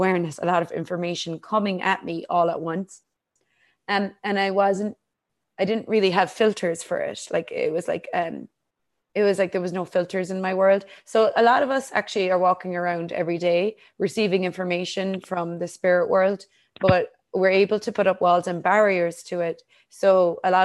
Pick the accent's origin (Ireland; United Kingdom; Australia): Ireland; I grew up in Ireland